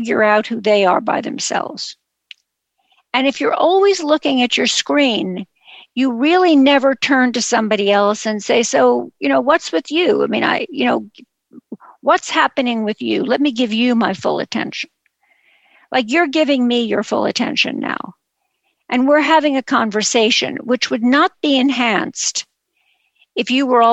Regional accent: New York City, New York, United States; a Jewish girl growing up in Brooklyn

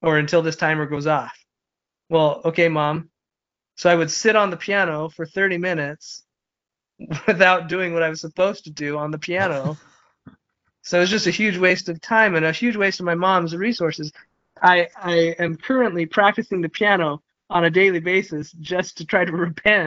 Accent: Midvale, Utah, United States; I grew up in Midvale, Utah

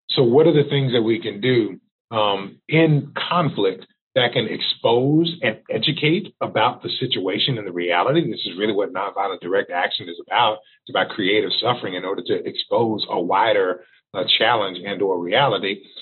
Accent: Texas, United States; moved away; also born or lived in Missouri; I'm originally from Texas

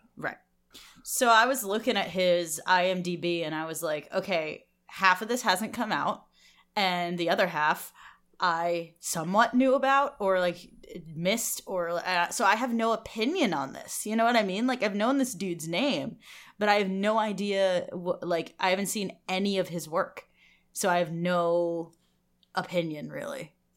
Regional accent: United States; we're American

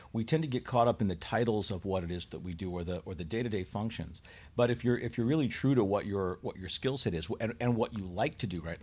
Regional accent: Chicago, Illinois, United States; moved away; also born or lived in Buffalo; I grew up in Chicago

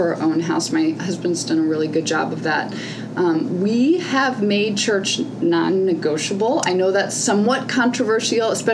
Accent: St. Louis, Missouri, United States; St. Louis is my hometown

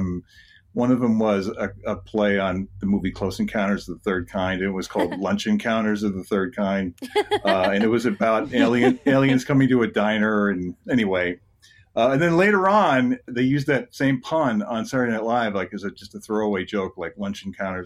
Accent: New Jersey, United States; I grew up in New Jersey

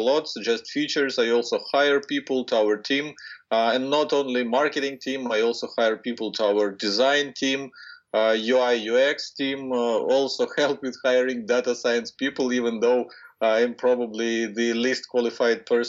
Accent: Ukraine; Ukraine, which is my home country where I was born and raised

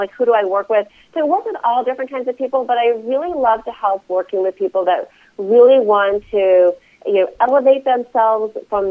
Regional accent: East Coast, United States; now in Reno, United States; I live in Reno, Nevada. I'm originally from the East Coast

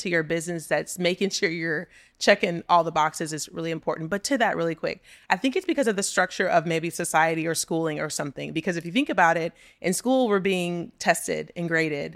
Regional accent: Texas City, Texas, United States; moved away as an adult; also born or lived in New York; I'm from Texas City, Texas. I graduated with eighteen people in my senior class.

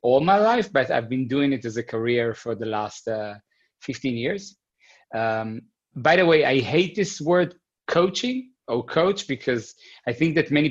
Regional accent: Israel; moved away as an adult; now in Berlin, Germany; I grew up in Israel. And I've been living, this is the fifth year here in Berlin

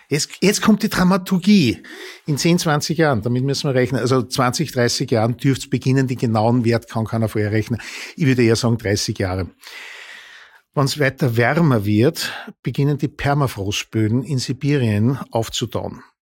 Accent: Upper Austria, Austria; now in Vienna, Austria; Ich komme aus Oberösterreich, dort der öffentliche Verkehr. Naja, also allein wenn ich in Linz um 21.30 Uhr äh, auf der Landstraße steht

